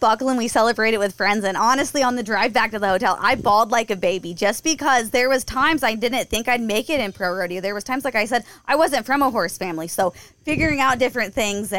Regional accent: Kansas City, Missouri, United States; also born or lived in Ozarks, Missouri; I grew up around Kansas City, and then when I was 15, we moved down to the Ozarks

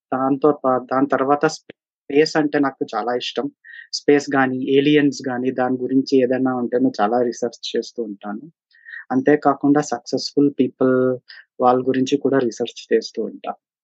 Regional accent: Bangalore, Karnataka, India; నేనే బెంగళూరులోనే పుట్టి పెరిగాను సో అందుకనే నా మదర్ టంగ్ తెలుగు

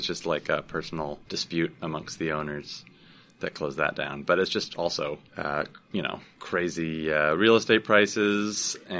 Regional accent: Vancouver, British Columbia, Canada; It didn't all make it out to where I grew up in Vancouver.

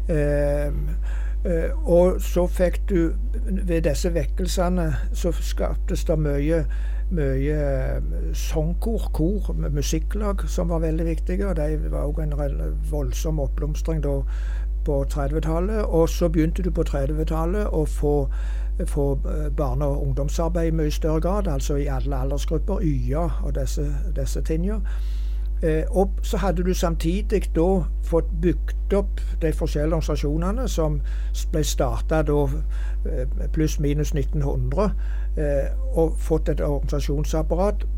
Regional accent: Hjelmeland, Rogaland, Norway; hjemme på Hjelmeland

